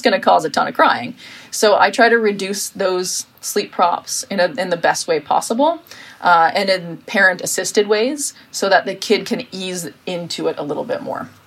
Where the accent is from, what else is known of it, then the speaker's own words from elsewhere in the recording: United States; now in Sweden; I'm American